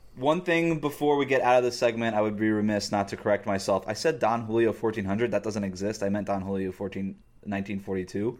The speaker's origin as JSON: {"language": "English", "region": "South Florida", "country": "United States", "tie": "born or raised there", "said": "I grew up in South Florida"}